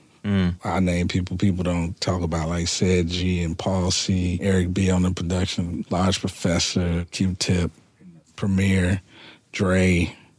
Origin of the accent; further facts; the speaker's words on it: Chicago, Illinois, United States; I'm from Chicago, so really I was making like house music. That's what was happening in Chicago. And then my friend I grew up with was Common